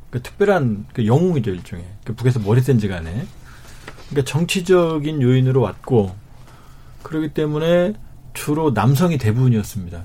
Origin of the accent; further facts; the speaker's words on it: North Korea; now in South Korea; 제가 남자 탈북민인데